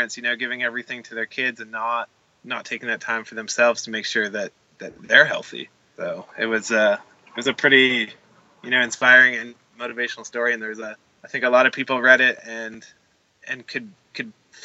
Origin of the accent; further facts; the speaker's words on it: Canada; being Canadian